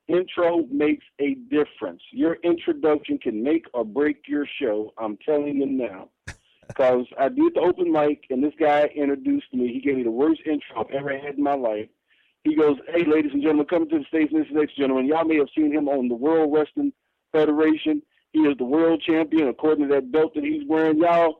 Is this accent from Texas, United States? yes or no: yes; Temple, Texas, United States; also born or lived in Kansas; now in Missouri, United States; I moved out here from Kansas. I'm from a little place called Temple, Texas. And it's in the center of the state. It's like 36 miles from Waco.